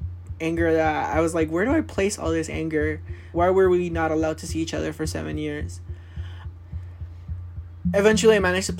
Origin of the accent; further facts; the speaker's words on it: Elizabeth, New Jersey, United States; also born or lived in Cali, Colombia; now in New York, United States; My pronouns are she, her. I was born in Cali, Colombia. I moved to the United States when I was 5 years old, and I have been undocumented ever since. I was raised in Elizabeth, New Jersey, and I moved to New York when I started Columbia University.